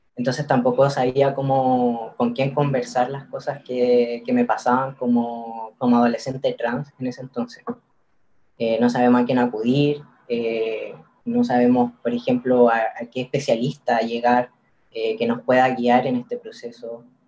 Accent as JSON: {"language": "Spanish", "town": "Curicó", "region": "Maule", "country": "Chile", "tie": "born or raised there", "moved": "as an adult", "lives_now": "Santiago, Chile", "said": "yo soy de Curicó, en Curicó el, tema sobre las disidencias casi no, se tocaba. Eh, en el colegio no"}